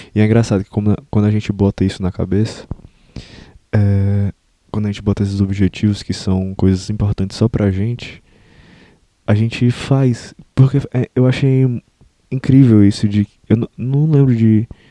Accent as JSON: {"language": "Portuguese", "country": "Brazil", "said": "Eu, eu não me enxergo como, como brasileiro, no sentido de. Eu tenho orgulho da minha cultura"}